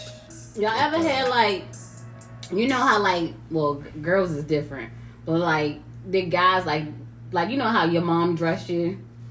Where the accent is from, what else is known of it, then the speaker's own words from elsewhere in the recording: Baltimore, Maryland, United States; also born or lived in Washington, District of Columbia, United States; So I'm from DC, but I grew up in Baltimore.